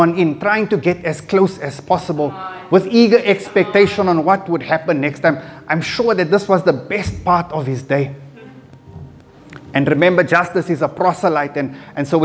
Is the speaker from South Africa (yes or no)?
yes; Johannesburg, Gauteng, South Africa; I was born in Fleerhof, and right next door to where we stayed was a mosque